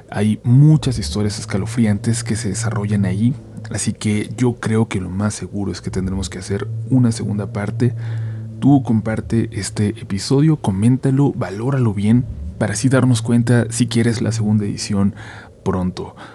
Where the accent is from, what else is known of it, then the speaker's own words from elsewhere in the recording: Iztapalapa, Mexico City, Mexico; Yo soy oriundo de Iztapalapa, para ser más preciso de la zona del Cerro de la Estrella, zona que por cierto está llena de mucho misticismo